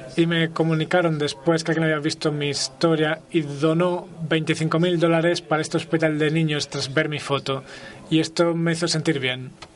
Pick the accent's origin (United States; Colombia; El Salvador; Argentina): United States; soy americano